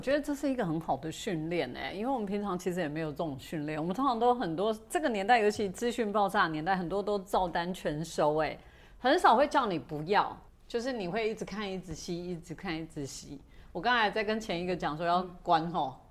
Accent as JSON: {"language": "Chinese", "town": "Keelung", "country": "Taiwan", "said": "我是基隆人嘛"}